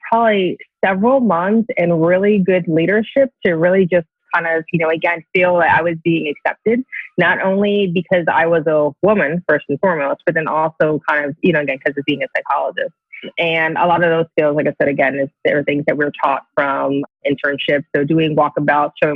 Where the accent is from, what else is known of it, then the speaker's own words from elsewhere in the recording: New Jersey, United States; moved away as an adult; I grew up in New Jersey